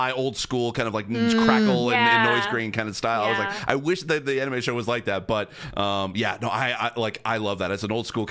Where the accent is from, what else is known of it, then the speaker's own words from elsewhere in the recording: St. Catharines, Ontario, Canada; now in Toronto, Canada; my hometown of St. Catharines, Ontario